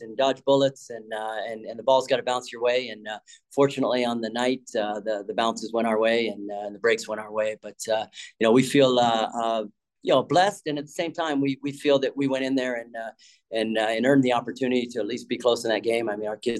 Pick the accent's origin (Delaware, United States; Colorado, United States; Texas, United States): Colorado, United States; moved away as an adult; also born or lived in Washington; now in Alabama, United States; growing up in Colorado